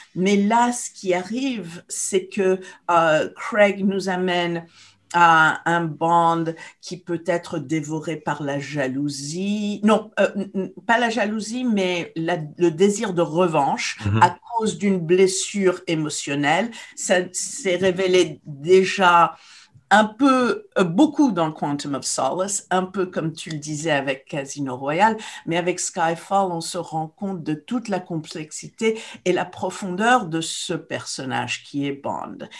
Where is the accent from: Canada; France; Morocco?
Morocco; moved away; quand j'étais jeune au Maroc